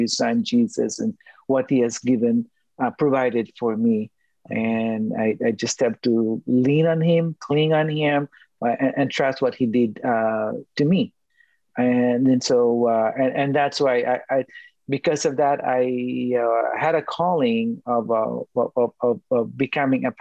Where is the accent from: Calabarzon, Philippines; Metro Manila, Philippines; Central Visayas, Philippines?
Metro Manila, Philippines; Manila; moved away; I was born and raised in Manila, Philippines